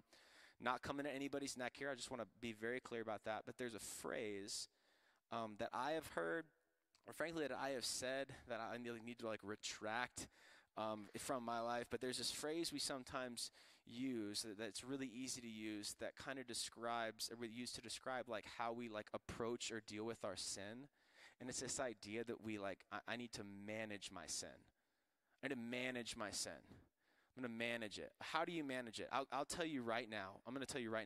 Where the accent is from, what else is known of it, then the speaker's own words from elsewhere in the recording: Florida, United States; I'm from Florida, and on golf courses, we deal with alligators